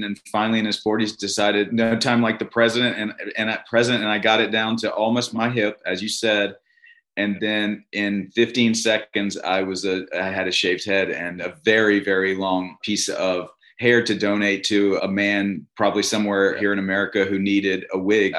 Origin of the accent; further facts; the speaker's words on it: Covington, Louisiana, United States; also born or lived in Virginia / Los Angeles, California; now in Oxford, United States; I'm from the South. I'm from the Deep South, Covington, Louisiana, specifically, living out in LA, had 2 kids